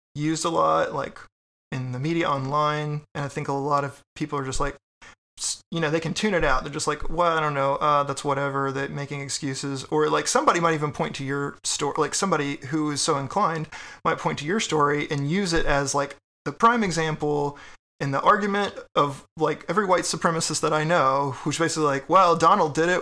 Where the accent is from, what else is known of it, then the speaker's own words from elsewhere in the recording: Texas, United States; now in Richmond, United States; I'm from Texas